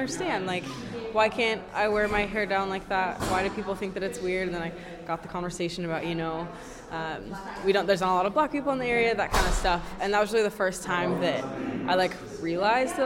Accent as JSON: {"language": "English", "town": "Redmond", "region": "Washington", "country": "United States", "tie": "born or raised there", "said": "I grew up in Redmond, which is on the east side in Washington"}